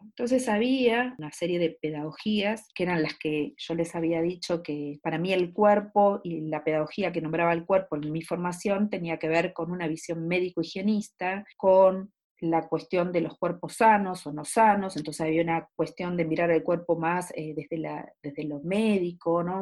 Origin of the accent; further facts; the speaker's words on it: Argentina; Soy argentina y trabajo en dos universidades